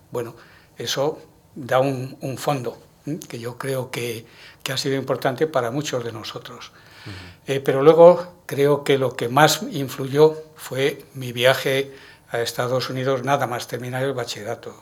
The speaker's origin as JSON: {"language": "Spanish", "town": "Madrid", "region": "Community of Madrid", "country": "Spain", "said": "soy madrileño y de Chamberí"}